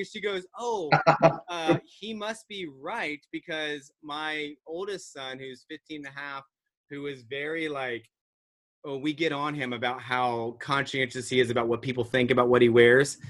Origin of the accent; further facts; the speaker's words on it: Virginia Beach, Virginia, United States; now in Cincinnati, United States; I grew up in Virginia Beach